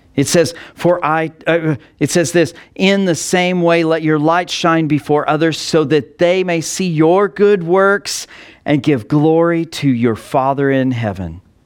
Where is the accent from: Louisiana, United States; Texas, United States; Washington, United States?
Texas, United States; Texas Panhandle, United States; I grew up in the Texas Panhandle